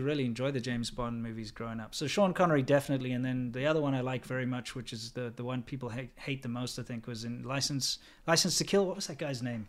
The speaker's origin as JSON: {"language": "English", "country": "South Africa", "moved": "yes", "lives_now": "United States", "said": "And I also don't support my country. I think South Africa is a shithole."}